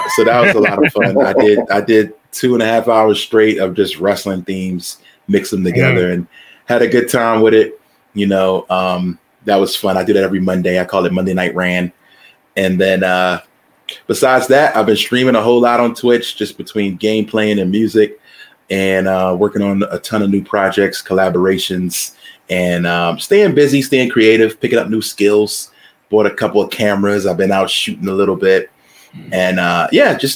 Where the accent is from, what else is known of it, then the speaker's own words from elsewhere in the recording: Philadelphia, Pennsylvania, United States; moved away as an adult; now in Phoenix, United States; I was born and raised in Philadelphia. I moved to Phoenix maybe 10 years ago, but cut my teeth on the streets of Philly.